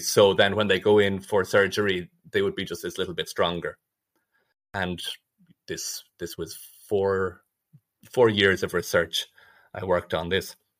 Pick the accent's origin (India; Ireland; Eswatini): Ireland; moved away as an adult; also born or lived in Dublin / Nottingham; now in Zurich, Switzerland; I'm originally from Ireland